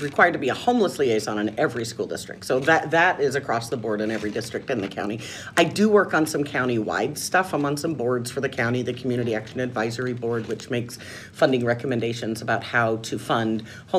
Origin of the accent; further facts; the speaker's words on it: Nashville, Tennessee, United States; moved away as an adult; also born or lived in Northern California; now in Battle Ground, United States; No, I grew up in Nashville